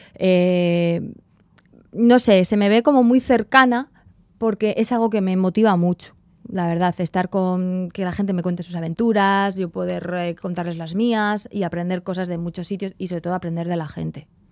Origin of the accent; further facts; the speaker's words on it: Sopelana, Basque Country, Spain; moved away as an adult; also born or lived in Rio de Janeiro, Brazil / Mexico / London, United Kingdom; me voy para mi pueblo